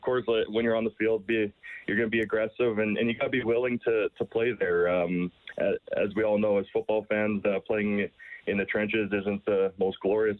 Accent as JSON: {"language": "English", "town": "Stettler", "region": "Alberta", "country": "Canada", "tie": "born or raised there", "said": "So I was always able to play for directly in my hometown."}